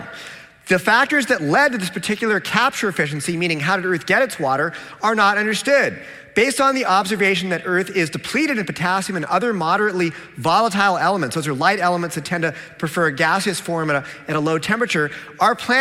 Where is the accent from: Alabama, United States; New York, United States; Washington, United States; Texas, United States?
Washington, United States; Seattle; I'm from Seattle